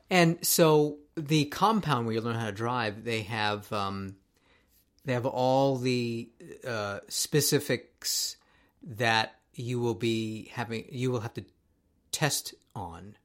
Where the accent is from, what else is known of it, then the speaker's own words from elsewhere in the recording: Tokyo, Japan; moved away as an adult; now in United States; when I was growing up in Tokyo